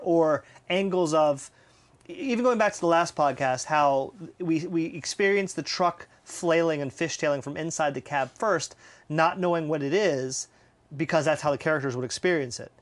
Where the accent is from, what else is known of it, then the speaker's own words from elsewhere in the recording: the South, United States; I'm from the South